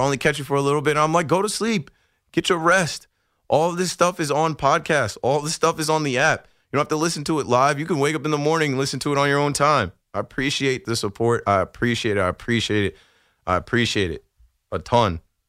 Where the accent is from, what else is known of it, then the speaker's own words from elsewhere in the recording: New Jersey, United States; I'm from Jersey, from the Shore area, and when I got a job in the city, I remember like all my jobs in the city.